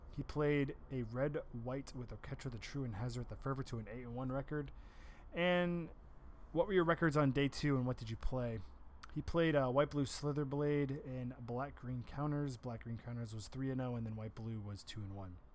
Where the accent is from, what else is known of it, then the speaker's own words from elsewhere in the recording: Bellingham, Massachusetts, United States; my hometown of Bellingham, Massachusetts